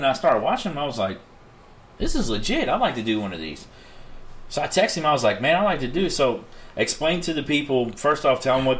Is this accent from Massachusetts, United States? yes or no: no; Louisville, Kentucky, United States; I grew up down in Portland